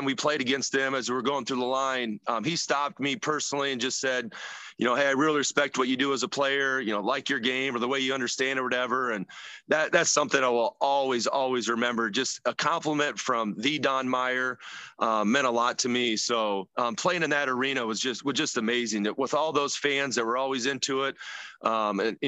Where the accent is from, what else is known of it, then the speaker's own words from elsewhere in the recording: Elkhorn-Kimballton, Iowa, United States; I come from Elkhorn Kimbleton.